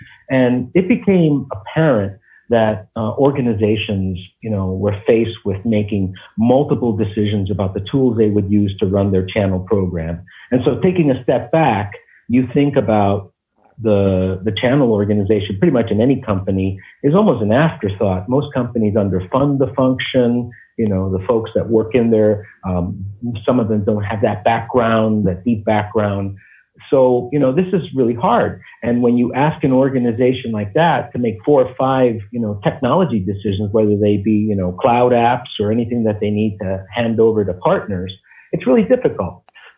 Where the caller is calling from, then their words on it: Jersey City, New Jersey, United States; Well, I'm calling you from Zift headquarters in Jersey City, New Jersey.